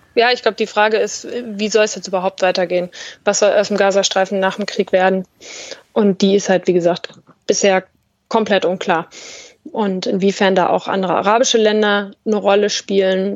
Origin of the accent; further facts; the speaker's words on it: Germany; moved away as an adult; now in Tel Aviv, Israel; wenn ich als Deutsche im Westjordanland unterwegs bin